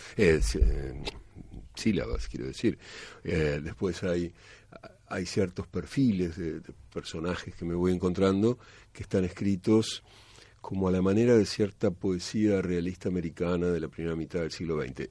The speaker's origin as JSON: {"language": "Spanish", "region": "Buenos Aires", "country": "Argentina", "said": "yo soy de Buenos Aires, de la capital"}